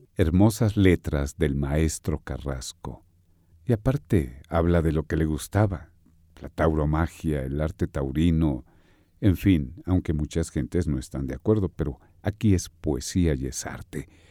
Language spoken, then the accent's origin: Spanish; Mexico; En nuestro México lindo y querido